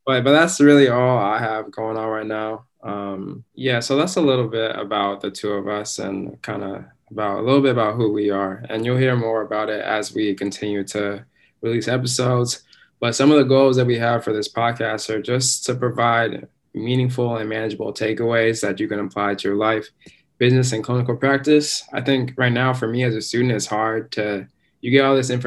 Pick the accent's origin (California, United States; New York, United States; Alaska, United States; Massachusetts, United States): Alaska, United States; Anchorage; I'm from Anchorage, Alaska